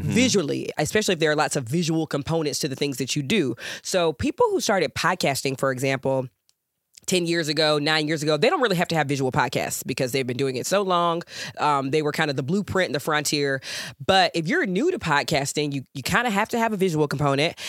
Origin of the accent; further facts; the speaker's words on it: Georgia, United States; moved away; I'm from Georgia. I'm a Georgia girl, born and bred